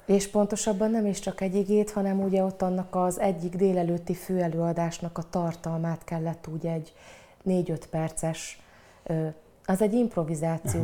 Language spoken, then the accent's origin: Hungarian; Cégénydányád, Szabolcs-Szatmár-Bereg, Hungary; also born or lived in Satu Mare, Romania / Fehérgyarmat, Hungary; A faluban, ahol felnőttem, ez Cégénydányád